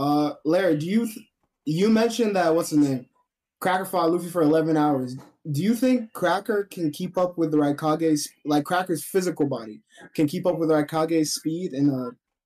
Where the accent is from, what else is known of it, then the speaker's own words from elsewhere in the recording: Canada; I'm Canadian.